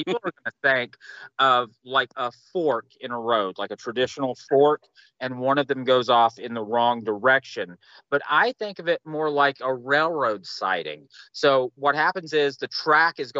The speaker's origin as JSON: {"language": "English", "country": "United States", "said": "I'm an American."}